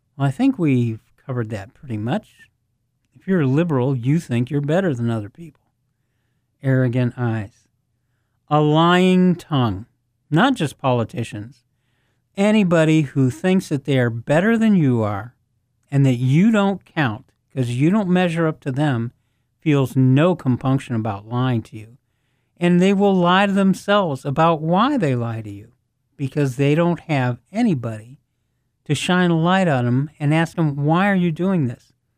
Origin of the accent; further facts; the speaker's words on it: United States; I'm an American